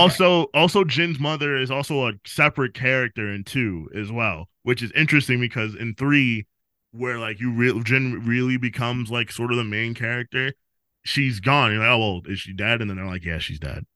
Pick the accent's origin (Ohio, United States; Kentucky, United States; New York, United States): New York, United States; New York City; I was born in the Bronx and I'm from the Bronx